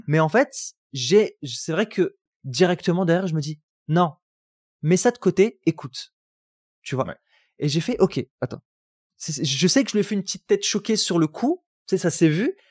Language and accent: French; Roubaix, Hauts-de-France, France; j'ai grandi à Roubaix